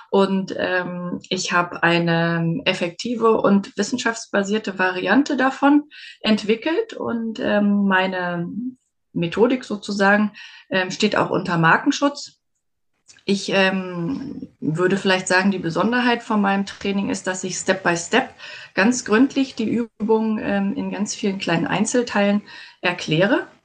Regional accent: Berlin, Germany; now in Westmünsterland, Germany; ich komme eigentlich aus Berlin

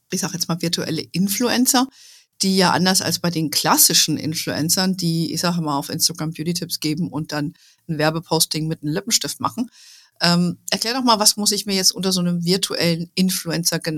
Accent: Germany; ich bin Deutsche, geborene Deutsche.

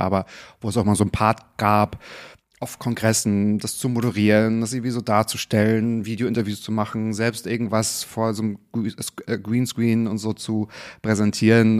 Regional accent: Northern Germany, Germany; ich komme auch aus dem Norden

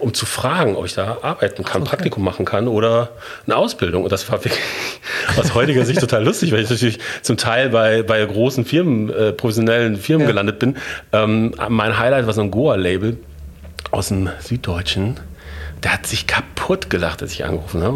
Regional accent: Bochum, North Rhine-Westphalia, Germany; moved away as an adult; also born or lived in Munich / Berlin / Hamburg; Ich bin in Bochum geboren und aufgewachsen

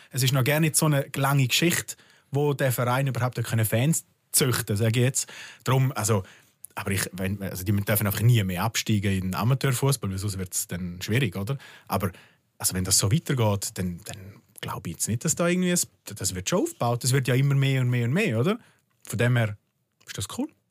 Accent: Bad Ragaz, St. Gallen, Switzerland; ich bin aus Bad Ragaz, aber das ist halt sehr nah bei Liechtenstein

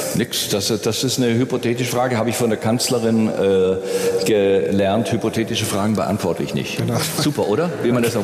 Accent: Nürtingen, Baden-Württemberg, Germany; ich bin in Nürtingen aufgewachsen

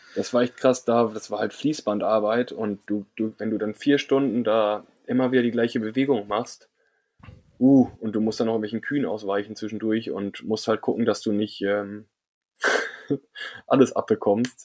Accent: Germany; als Deutscher

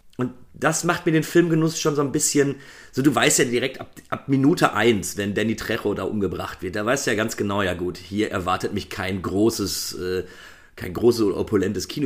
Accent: Germany; bei uns in Deutschland

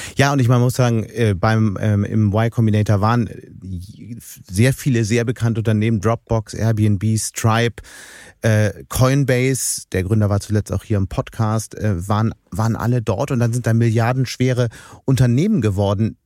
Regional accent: Hamburg, Germany; als Hamburger

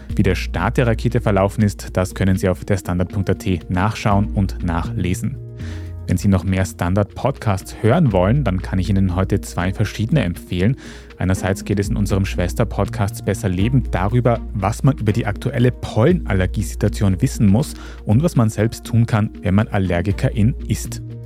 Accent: Austria; bei uns in Österreich

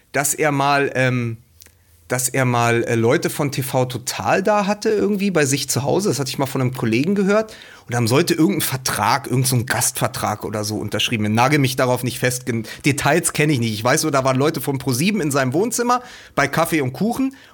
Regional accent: Berlin, Germany; also born or lived in Reutlingen; anders als in meiner Zeit in, ähm, in Reutlingen, wo es wirklich schwierig war für mich als Berliner bei den Schwaben

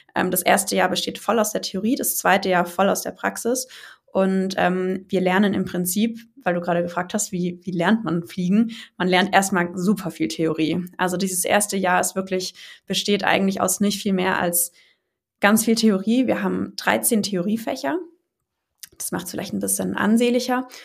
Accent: near Stuttgart, Baden-Württemberg, Germany; Ich komme aus der Nähe von Stuttgart

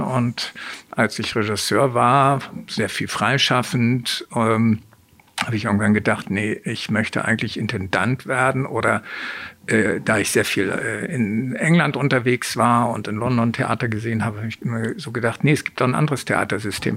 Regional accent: Hamburg, Germany; Ich bin in Hamburg geboren, aufgewachsen

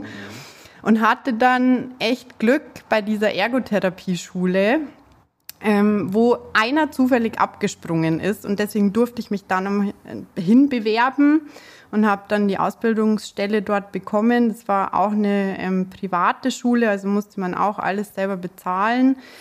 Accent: Munich, Bavaria, Germany; accent: Bavarian; Ich komme aus München, aus dem ja, schönen Bayern. Ähm, ich versuche mich jetzt auch mit dem Dialekt ein bisschen zurückzuhalten

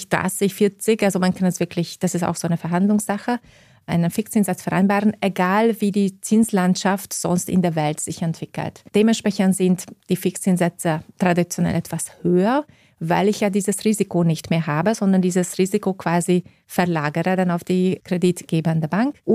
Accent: Austria; ich kann eine österreichische Immobilie als Österreicherin auch mit deutschen Banken finanzieren

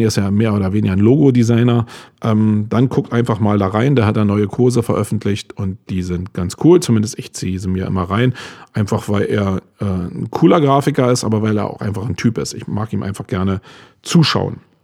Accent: Germany; als Deutscher

